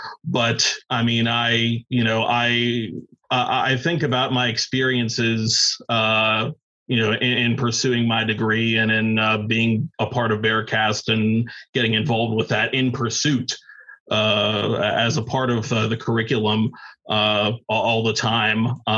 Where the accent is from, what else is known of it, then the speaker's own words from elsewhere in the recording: Pittsburgh, Pennsylvania, United States; I ended up working for two of the most powerful radio stations in my hometown of Pittsburgh, PA.